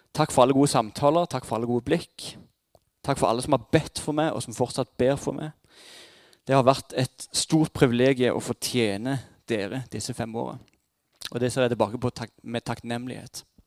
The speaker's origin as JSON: {"language": "Norwegian", "area": "Jæren", "region": "Rogaland", "country": "Norway", "said": "Som jærbuer er vi et trygghetssøkende folkeslag"}